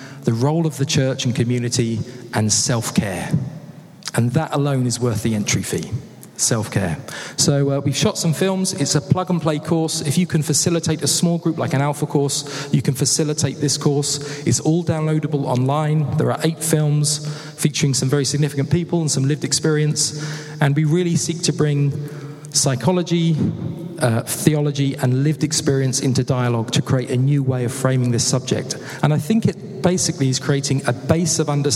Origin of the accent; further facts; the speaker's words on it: Haywards Heath, South East England, United Kingdom; accent: British; now in Vancouver, Canada; I was actually born and bred in Hayward's Heath